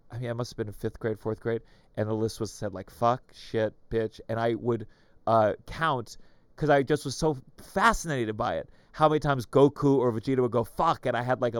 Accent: Potomac, Maryland, United States; Potomac, Maryland, near okay. Bethesda.

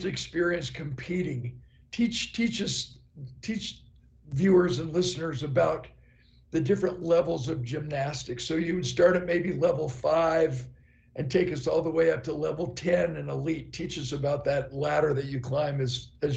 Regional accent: Mesa, Arizona, United States; I was born in Mesa, Arizona

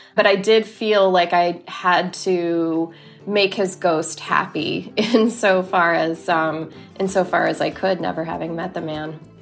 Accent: Laredo, Texas, United States; also born or lived in Corpus Christi, Texas; I grew up in Laredo, Texas, until I was ten, and then we moved to Corpus Christi

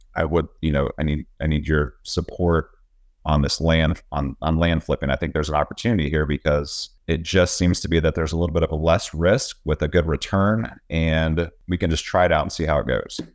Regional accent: Texas, United States; also born or lived in Virginia; I live in Texas, I'm from Texas

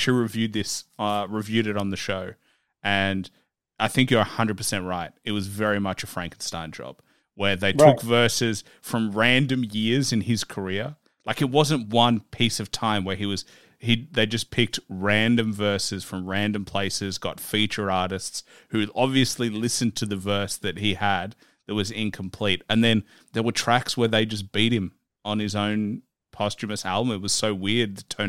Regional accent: Melbourne, Victoria, Australia; You know, I grew up in Melbourne, so it's like I'm looking from the outside

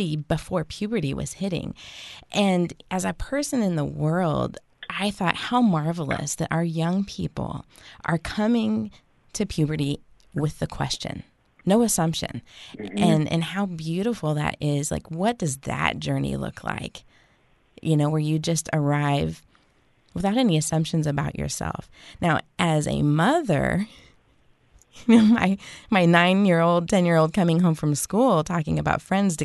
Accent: West Coast, United States; now in Kansas City, United States; I grew up on the West Coast

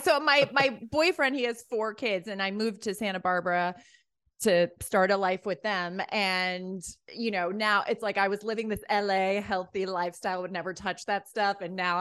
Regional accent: Ireland; I'm from Ireland. I lived there as a kid.

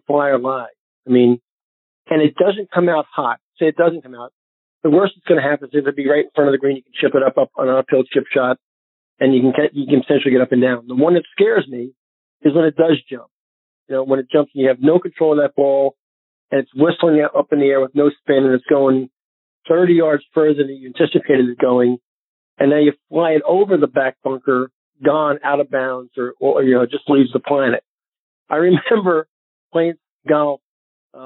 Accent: Northeast, United States; now in Naples, United States; growing up in the Northeast

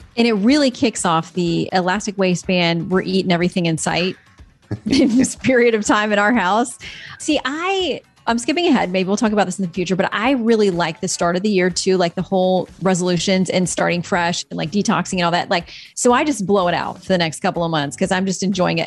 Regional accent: Florida, United States; I'm from Florida

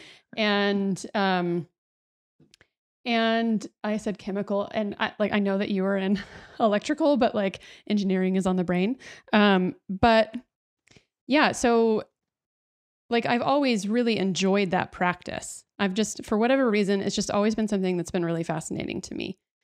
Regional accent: Dallas, Texas, United States; in Texas, I grew up in Dallas

